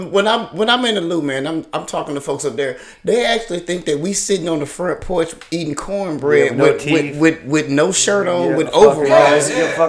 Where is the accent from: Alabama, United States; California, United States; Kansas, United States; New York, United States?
Alabama, United States; also born or lived in St. Louis; we're from Alabama, dog.